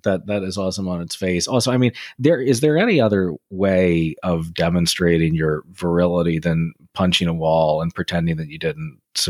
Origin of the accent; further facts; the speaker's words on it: United Kingdom; I'm British. I couldn't possibly, you know.